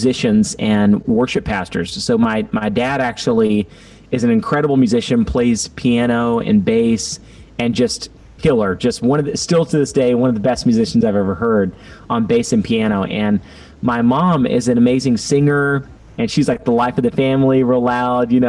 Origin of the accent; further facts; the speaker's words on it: Baytown, Texas, United States; I'm actually from Baytown, Texas